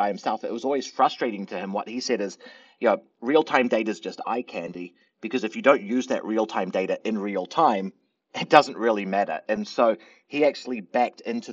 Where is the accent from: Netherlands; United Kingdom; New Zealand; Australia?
New Zealand; moved away; I'm originally from New Zealand